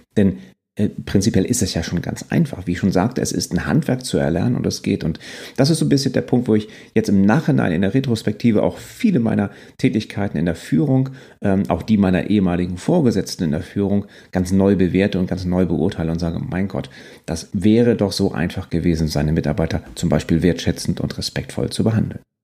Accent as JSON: {"language": "German", "region": "Northern Germany", "country": "Germany", "also_born_or_lived": "Quickborn, Schleswig-Holstein", "said": "bin Norddeutscher durch und durch"}